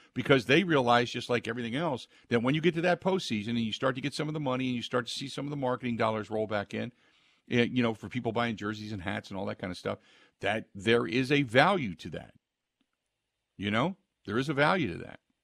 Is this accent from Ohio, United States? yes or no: yes; Cincinnati, Ohio, United States; moved away; I grew up in Cincinnati